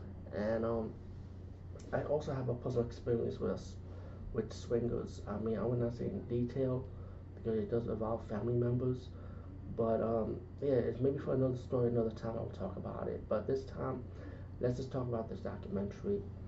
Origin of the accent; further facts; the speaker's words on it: Bronx, New York, United States; It's kind of weird though, because as growing up in the Bronx, especially in the New York City area, of course, I always passed by these swing clubs